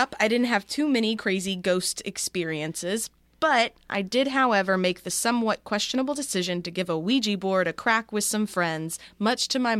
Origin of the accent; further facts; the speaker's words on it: Australia; I'm 24 from Australia, and I'm currently playing catch up with your podcast